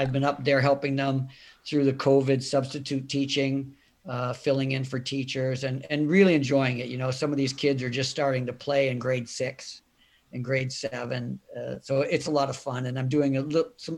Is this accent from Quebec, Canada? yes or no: no; St. Catharines, Ontario, Canada; also born or lived in Ithaca / Philadelphia; now in Florida, United States; where we grew up in St. Catharines, we grew up in the Armenian section of town